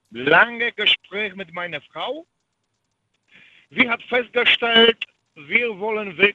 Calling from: Świnoujście, West Pomeranian Voivodeship, Poland; German is a second language; In Swinemünde.

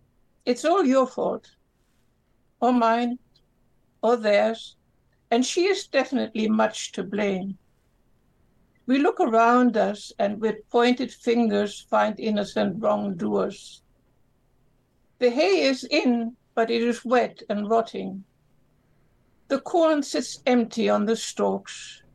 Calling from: Lima, Peru; I'm calling from Peru.

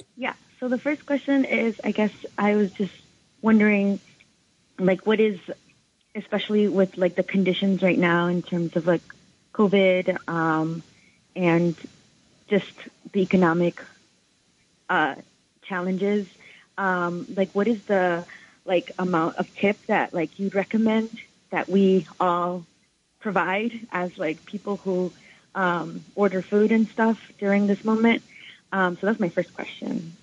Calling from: New York City, New York, United States; I'm calling from Washington Heights

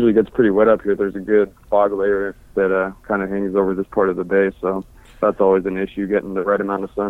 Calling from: San Francisco, California, United States; I'm calling from San Francisco. I'm up here in NorCal.

